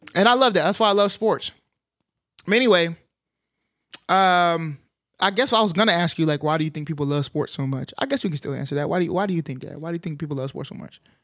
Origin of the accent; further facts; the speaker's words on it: Arlington, Texas, United States; I grew up in Arlington, which, um, is, is pretty diverse